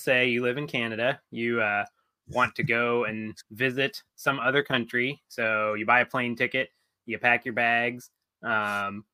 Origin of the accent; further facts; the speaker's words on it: United States; as an American, I can travel to a lot of countries, visa free.